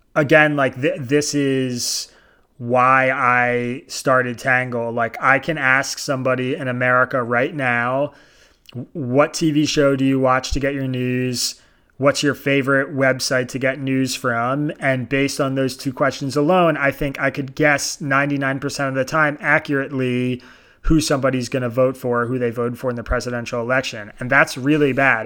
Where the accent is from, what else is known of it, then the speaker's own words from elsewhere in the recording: Bucks County, Pennsylvania, United States; I grew up in in Bucks County, Pennsylvania